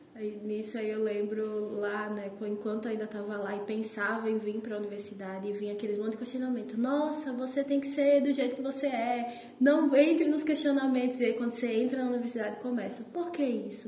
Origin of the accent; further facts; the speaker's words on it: Natal, Rio Grande do Norte, Brazil; moved away as an adult; minha cidade, Natal, de onde eu sou